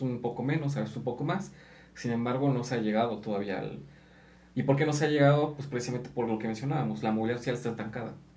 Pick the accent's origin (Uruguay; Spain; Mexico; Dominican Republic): Mexico; Aquí en México muchas veces nos ofendemos